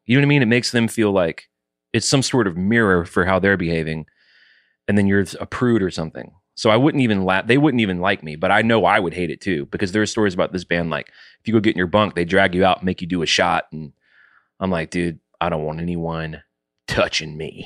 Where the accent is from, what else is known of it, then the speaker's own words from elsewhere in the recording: the South, United States; I was raised in the South